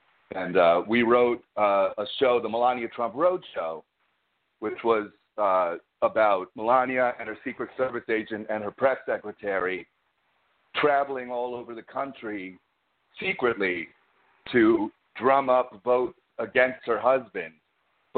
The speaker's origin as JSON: {"language": "English", "region": "New York", "country": "United States", "said": "I'm a New Yorker"}